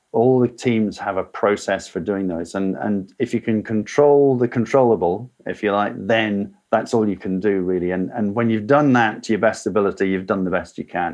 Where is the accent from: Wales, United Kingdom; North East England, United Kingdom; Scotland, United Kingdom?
Scotland, United Kingdom; moved away as an adult; also born or lived in South of England; I left Scotland, my, my home country, as soon as I'd finished university, came to the south of England